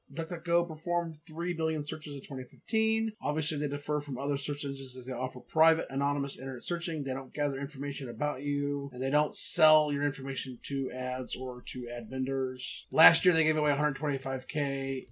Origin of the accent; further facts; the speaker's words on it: Texas, United States; I'm from Texas. We call it Coke